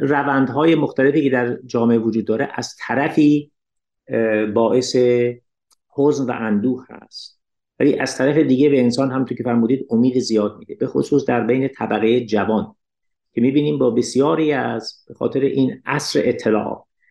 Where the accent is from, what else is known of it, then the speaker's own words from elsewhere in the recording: Iran; من به عنوان یک ایرانی